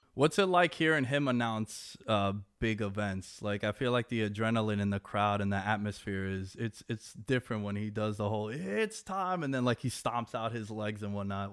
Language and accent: English; New York, United States; I'm from New York